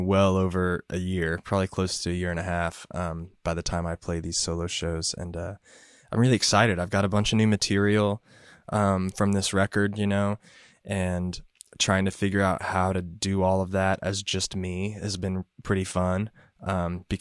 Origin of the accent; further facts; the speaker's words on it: Purcell, Oklahoma, United States; moved away as an adult; now in Nashville, United States; I'm from Purcell, Oklahoma, but I'm currently living just outside of Nashville, Tennessee